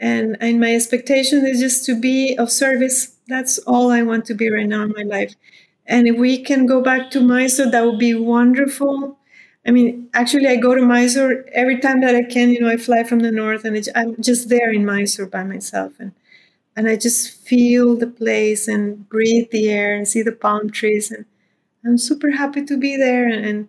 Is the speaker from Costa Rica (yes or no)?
yes; Costa Rica; now in India; I wrote like a little autobiography when I came from Costa Rica to live in India.